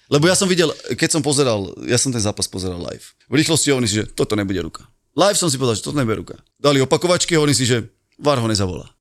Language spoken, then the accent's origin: Slovak; Bratislava, Bratislava Region, Slovakia; Ja som z Petržalky